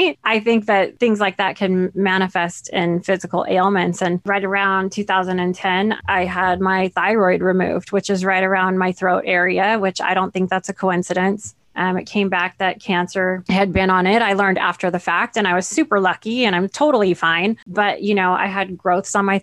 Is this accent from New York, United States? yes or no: no; Central California, United States; I was born in Central California. It's a large farming community